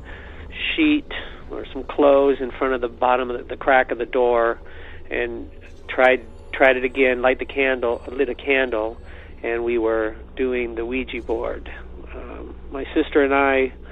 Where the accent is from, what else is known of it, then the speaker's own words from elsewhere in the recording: Dublin, California, United States; My family moved to Dublin in 1966 and bought our house